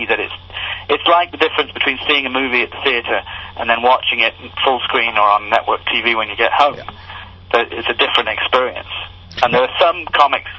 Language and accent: English; England, United Kingdom; now in United States; I grew up in England